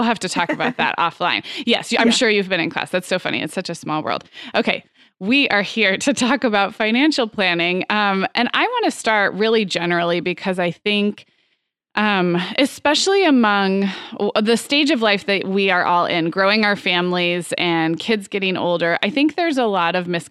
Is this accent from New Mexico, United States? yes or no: no; Santa Barbara, California, United States; also born or lived in Chicago / Arizona; now in Orange County, United States; my hometown of Santa Barbara